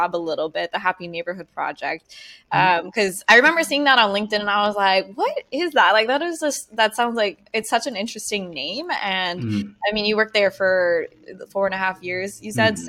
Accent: California, United States; I'm kind of just Californian

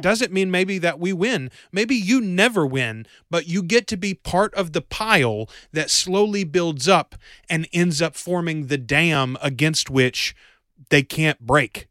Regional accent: Bastrop, Louisiana, United States; I'm from Bastrop, Louisiana.

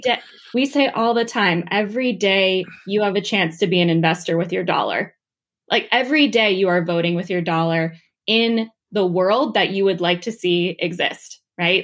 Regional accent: New Jersey, United States; moved away as an adult; also born or lived in Washington, D.C.; I'm from New Jersey. I'm from a small farm town

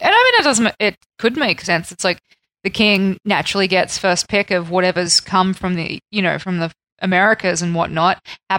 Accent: Australia; I know I'm Australian and we kind of are under the, you know, the queen and whatnot, but I didn't really grow up with all that royalty stuff.

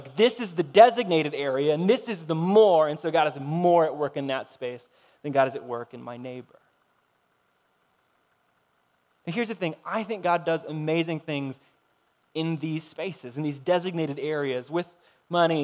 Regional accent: United States; we're American

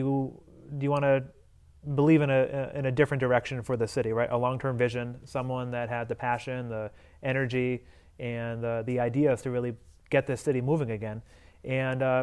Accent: Holyoke, Massachusetts, United States; born and raised in Holyoke, and I went through the public schools

